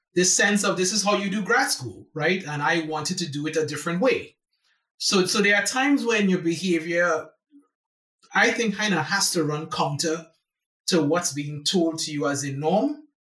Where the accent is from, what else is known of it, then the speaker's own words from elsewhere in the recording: San Fernando, Trinidad & Tobago; moved away as an adult; now in United States; I was born in in San Fernando, Trinidad and Tobago, which is the last Caribbean island in the archipelago.